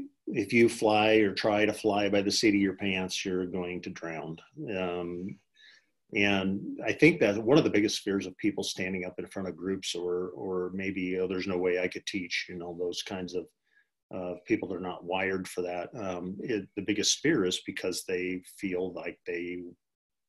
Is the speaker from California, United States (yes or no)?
no; Geneva, Nebraska, United States; having grown up in Geneva